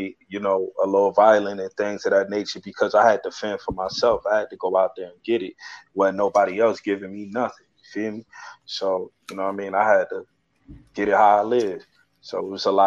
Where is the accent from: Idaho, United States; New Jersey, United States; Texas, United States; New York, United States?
New Jersey, United States; Newark; I'm from Newark, New Jersey, 280 zone to be exact